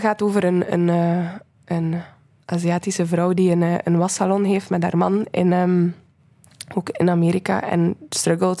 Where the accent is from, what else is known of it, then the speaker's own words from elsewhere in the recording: Menen, Flanders, Belgium; moved away; ik ben van Menen, van een stadje in West-Vlaanderen. En ik heb daar graag gewoond